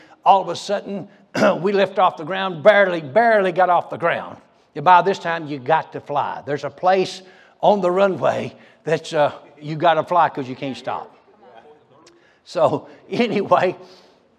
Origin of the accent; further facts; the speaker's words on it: Muskogee County, Georgia, United States; now in Broken Arrow, United States; I grew up in Georgia. All right, I was born in Muskogee County, Georgia